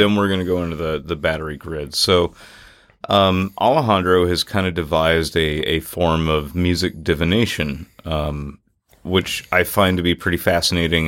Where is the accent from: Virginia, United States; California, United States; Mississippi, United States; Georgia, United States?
Mississippi, United States; Natchez; growing up in Natchez, Mississippi